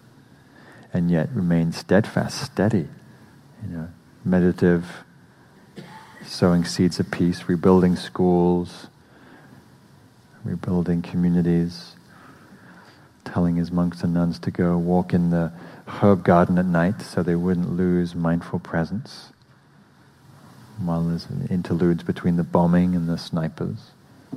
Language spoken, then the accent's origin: English; England, United Kingdom; moved away as an adult; now in United States; I'm English